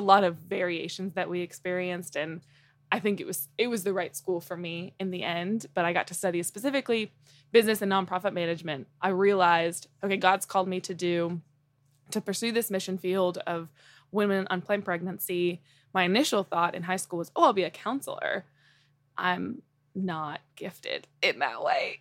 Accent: Fort Collins, Colorado, United States; I was born in Colorado and, uh, specifically Fort Collins

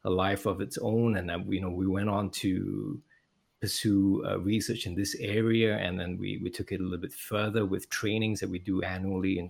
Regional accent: Singapore; also born or lived in Queensland, Australia; working in a clinical setting in Singapore, where it's my home country

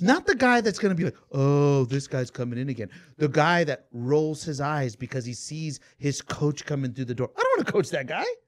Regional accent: Atlanta, Georgia, United States; I grew up in Atlanta

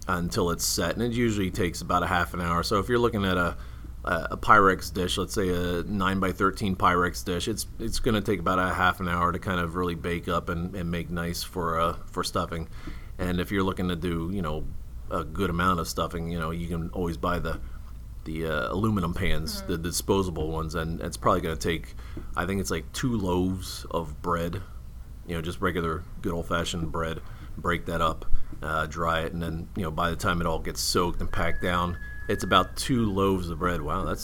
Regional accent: East Coast, United States; I came from the East Coast, but nah, I don't want that.

